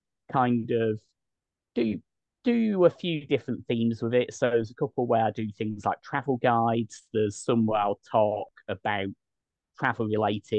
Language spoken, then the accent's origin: English; United Kingdom; now in Albania; as a Brit